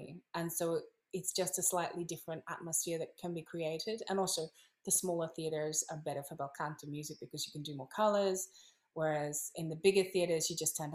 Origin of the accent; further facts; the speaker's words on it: Australia; moved away as an adult; now in Italy; I come from Australia